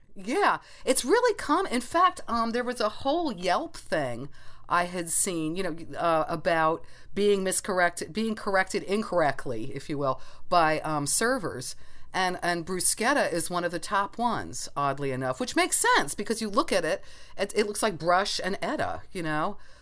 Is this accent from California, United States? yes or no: no; New Jersey, United States; Ross and I grew up on the East Coast in New Jersey